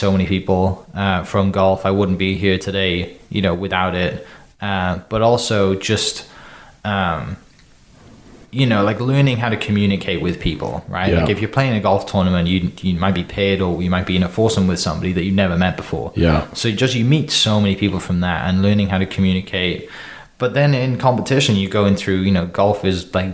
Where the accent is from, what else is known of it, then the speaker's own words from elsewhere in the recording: Wales, United Kingdom; moved away as an adult; now in Oklahoma, United States; I'm from Wales in the UK. Came to the States to play golf